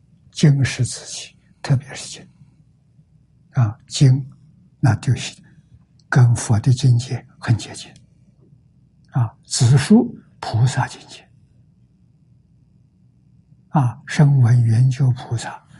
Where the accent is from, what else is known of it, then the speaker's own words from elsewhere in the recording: China; 身为中国人，